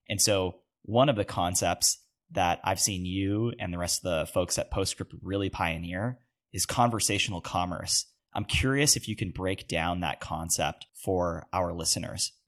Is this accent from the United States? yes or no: no; Canada; as a Canadian